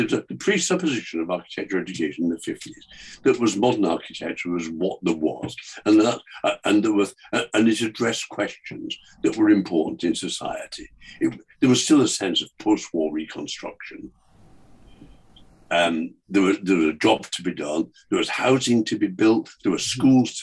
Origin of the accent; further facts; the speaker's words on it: north of England, United Kingdom; one of the only two bookshops in my hometown, north of England